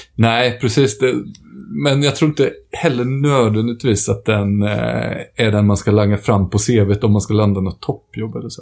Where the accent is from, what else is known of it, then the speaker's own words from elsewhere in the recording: Småland, Sweden; som smålänning i själ och hjärta